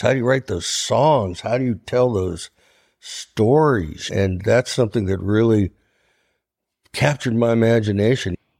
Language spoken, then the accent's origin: English; Ohio, United States; I'm from Ohio